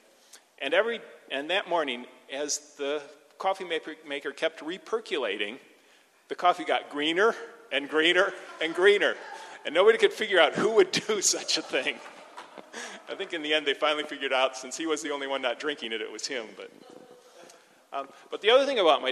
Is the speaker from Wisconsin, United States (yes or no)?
yes; Wisconsin, United States; also born or lived in Lansing, Michigan; I grew up in Wisconsin.